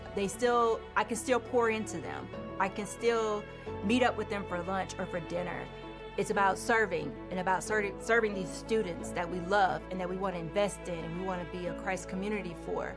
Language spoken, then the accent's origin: English; Houston, Texas, United States; moved away as an adult; now in Maryland, United States; I'm from Houston, Texas, um, born and raised, and uh, I grew up in the church